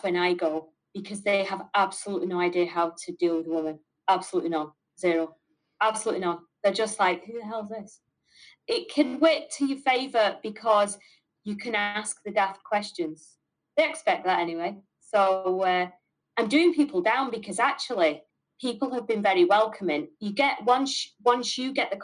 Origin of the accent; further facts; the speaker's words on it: Manchester, North West England, United Kingdom; accent: Mancunian; moved away as an adult; also born or lived in Laurencekirk, Aberdeenshire, Scotland; now in Aberdeenshire, United Kingdom; I've got this horrible Mancunian accent